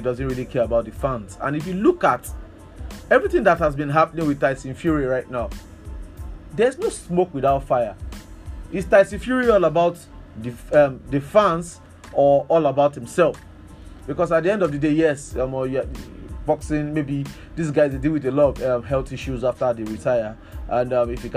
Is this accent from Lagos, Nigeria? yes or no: no; Akure, Ondo, Nigeria; I'm somebody from Akure